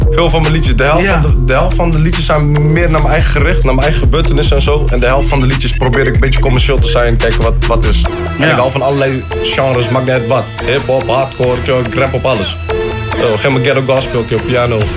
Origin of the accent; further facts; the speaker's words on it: Amsterdam, North Holland, Netherlands; now in Groningen, Netherlands; ik ben geboren in Amsterdam.